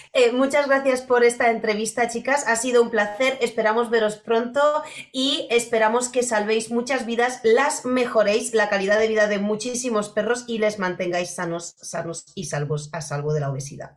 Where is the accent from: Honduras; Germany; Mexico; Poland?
Poland; now in Spain; yo crecí en, bueno, yo soy polaca y, y de toda la vida. Y cuando yo era pequeña en Polonia, toda mi infancia hasta que vine a España